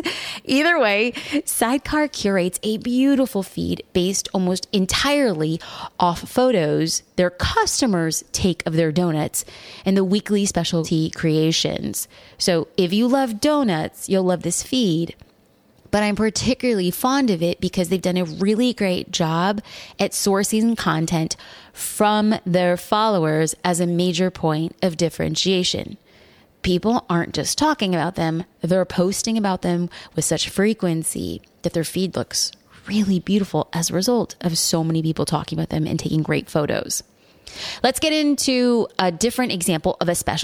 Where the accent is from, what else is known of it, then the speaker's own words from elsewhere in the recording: Newport Beach, California, United States; my hometown of Newport Beach, California